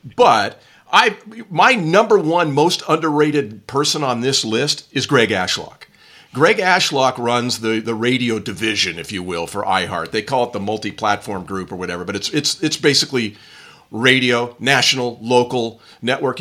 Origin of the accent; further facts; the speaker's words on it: Newport Beach, California, United States; Newport Beach, California, my hometown